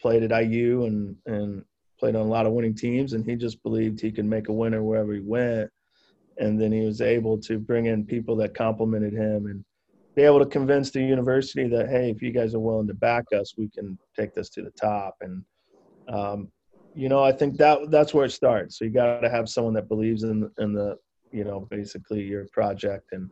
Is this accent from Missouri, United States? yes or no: yes; St. Louis, Missouri, United States; my hometown in St. Louis